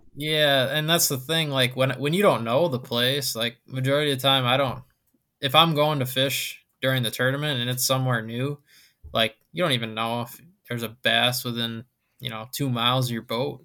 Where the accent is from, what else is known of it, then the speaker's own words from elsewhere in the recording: Wisconsin, United States; I grew up on Wisconsin